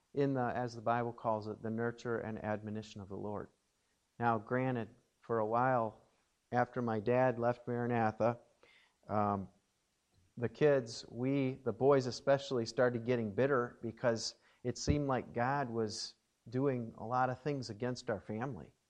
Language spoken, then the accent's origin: English; Watertown, Wisconsin, United States; I grew up in Watertown, Wisconsin, and uh, was born at St. Mary's Hospital there in Watertown